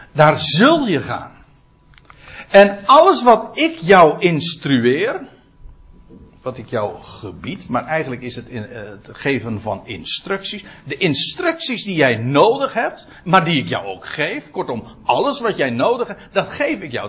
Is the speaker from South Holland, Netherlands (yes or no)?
no; Aalsmeer, North Holland, Netherlands; bij ons in Aalsmeer